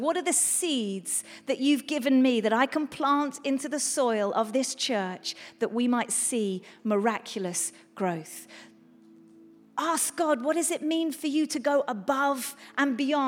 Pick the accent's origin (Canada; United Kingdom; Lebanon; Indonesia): United Kingdom; England; we're English